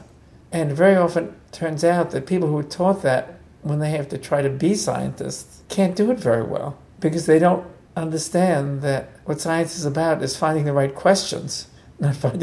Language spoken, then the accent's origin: English; New York City, New York, United States; I grew up mainly on the west side of Manhattan, about a block from Riverside Park